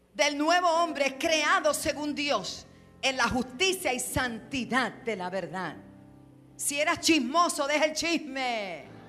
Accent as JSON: {"language": "Spanish", "country": "Puerto Rico", "said": "como decimos en Puerto Rico"}